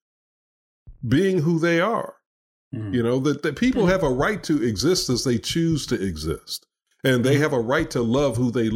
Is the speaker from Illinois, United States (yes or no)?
yes; Chicago, Illinois, United States; moved away; Ken and I grew up together in Chicago